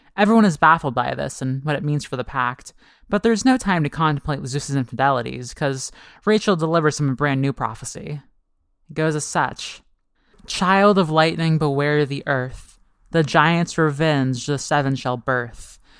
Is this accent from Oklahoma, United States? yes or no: yes; Oklahoma, United States; I'm from Oklahoma